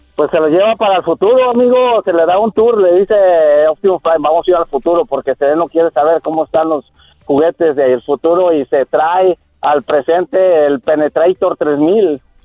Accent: San Luis Potosí, Mexico; Yo soy, de San Luis Potosí, es mi barrio. San Miguelito

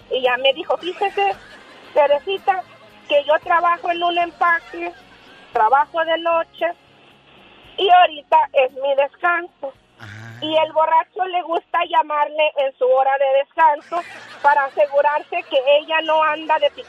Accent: Tepatitlán de Morelos, Jalisco, Mexico; soy de Tepatitlán de Morelos, Jalisco.

